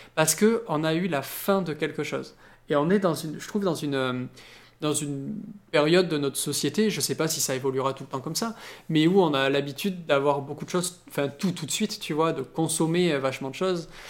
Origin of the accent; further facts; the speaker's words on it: France; chez nous en France